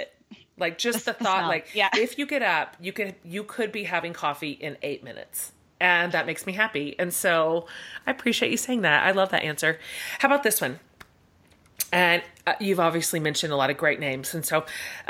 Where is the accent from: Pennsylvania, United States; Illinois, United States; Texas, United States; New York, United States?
Texas, United States; I'm Texan